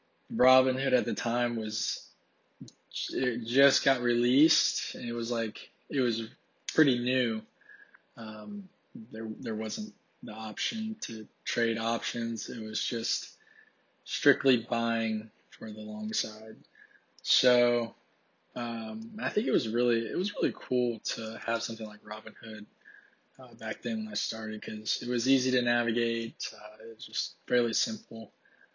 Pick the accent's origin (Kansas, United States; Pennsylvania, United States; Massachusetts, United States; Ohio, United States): Ohio, United States; I'm originally from Ohio, but decided to come to Texas just because I used to live here, so.